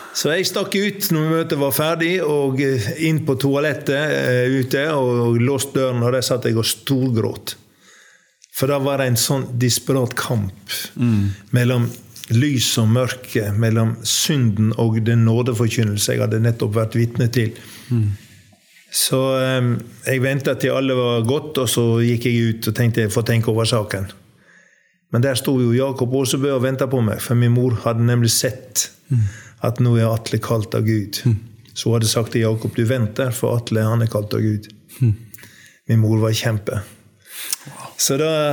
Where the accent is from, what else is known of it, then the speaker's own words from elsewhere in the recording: Undesdal, Ytre Sogn, Gulen municipality, Vestland, Norway; moved away; also born or lived in Kristiansund; jeg er oppvokst eh, i en bygd som heter Undesdal i Ytre Sogn, Gulen kommune